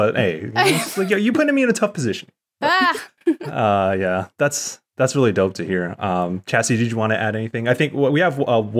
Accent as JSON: {"language": "English", "town": "San Diego", "region": "California", "country": "United States", "tie": "born or raised there", "said": "Because we're Filipino American, you know, it's a little different with Filipinos from the Philippine Islands. I think that's something I've always wrestled with, because I'm very grateful to have grown up in a community here in Southeast San Diego."}